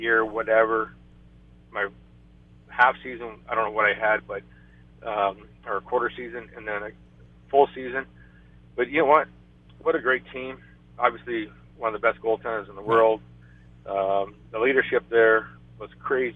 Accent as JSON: {"language": "English", "town": "Kingston", "region": "Ontario", "country": "Canada", "tie": "born or raised there", "moved": "yes", "said": "Kingston, my hometown"}